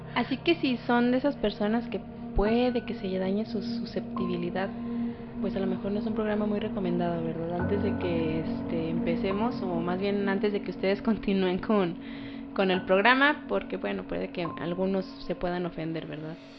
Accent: Durango, Mexico; aquí en Durango, bueno, para quienes no saben, somos de Durango

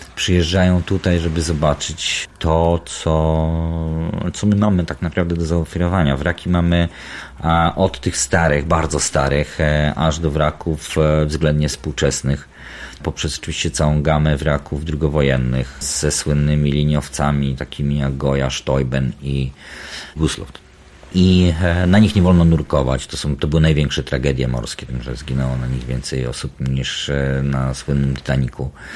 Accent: Baltic coast, Poland; Urodziłem i wychowałem się nad morzem i to morze w moim życiu było zawsze bardzo obecne. Bałtyk

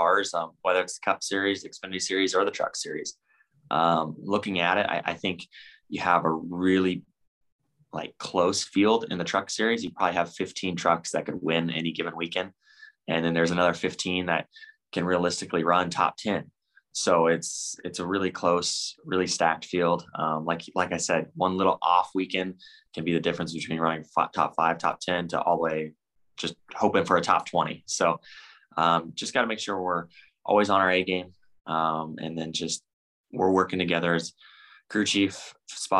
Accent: Bakersfield, California, United States; Bakersfield, my hometown

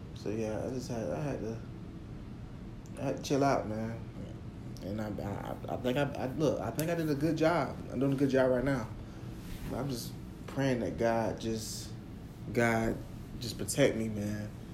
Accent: Jacksonville, United States; growing up in Jacksonville

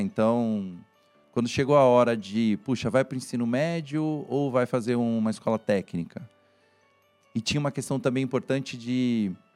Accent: Santos, São Paulo, Brazil; moved away as an adult; also born or lived in São Carlos; eu sou de Santos. a né, Baixada Santista

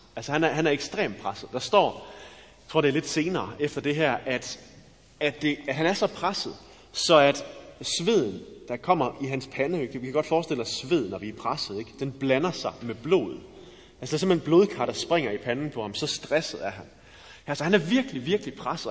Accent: West Jutland, Central Denmark Region, Denmark; jeg er fra Vestjylland

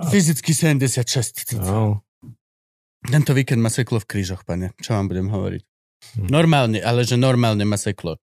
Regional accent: Nitra, Nitra Region, Slovakia; born there; Narodil som sa v Nitre.

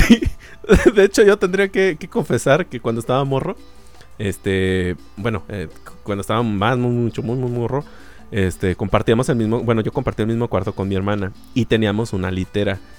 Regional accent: Mexico; en México tenemos sheriff

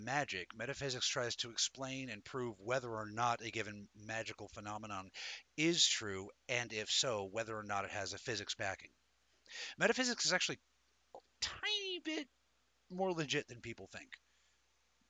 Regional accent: Denver, Colorado, United States; I was born in Denver, Colorado in 1978

